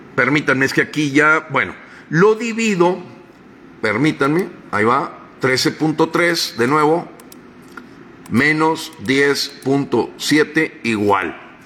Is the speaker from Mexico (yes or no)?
yes; Mexico; como mexicanos